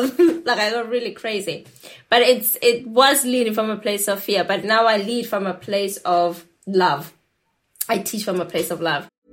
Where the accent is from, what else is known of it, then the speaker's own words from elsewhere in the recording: South Africa; I grew up in South Africa